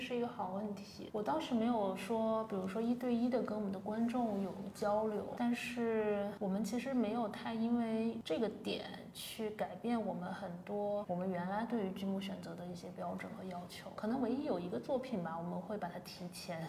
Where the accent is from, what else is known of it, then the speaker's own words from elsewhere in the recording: Zhejiang, China; moved away; 我老家可能这个浙江的三四线城市